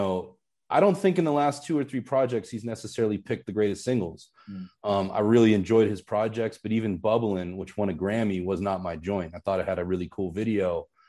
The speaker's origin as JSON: {"language": "English", "town": "Pittsburgh", "region": "Pennsylvania", "country": "United States", "tie": "born or raised there", "said": "where I grew up in Pittsburgh."}